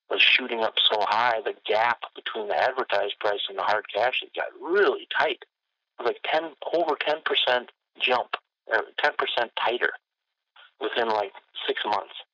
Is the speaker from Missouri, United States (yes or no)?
no; Benson, Minnesota, United States; she was working in my hometown of Benson, Minnesota